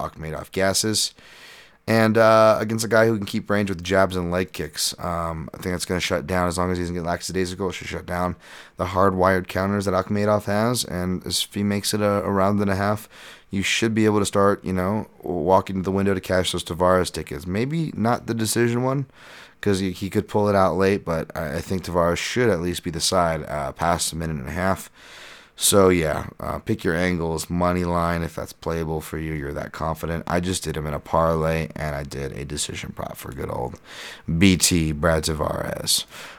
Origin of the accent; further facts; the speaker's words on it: South Africa; Speaking of potential race issues, I'm from South Africa.